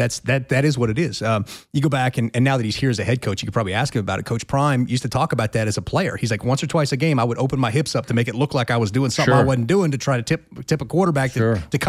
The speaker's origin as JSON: {"language": "English", "region": "Arkansas", "country": "United States", "said": "I'm from Arkansas."}